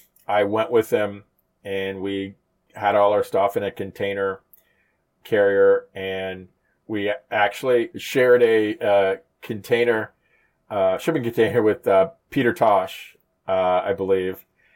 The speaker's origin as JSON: {"language": "English", "country": "Jamaica", "tie": "born or raised there", "also_born_or_lived": "United States", "moved": "yes", "said": "I was born in Jamaica many years ago. My dad was an exec at Esso, or Exxon for many. And my mom was a home economics teacher"}